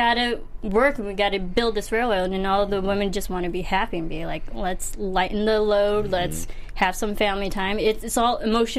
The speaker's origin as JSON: {"language": "English", "town": "Granville", "region": "Illinois", "country": "United States", "tie": "born or raised there", "said": "I'm also from Granville, Illinois. Yes. Putting my hometown on the map. Very small town in Illinois."}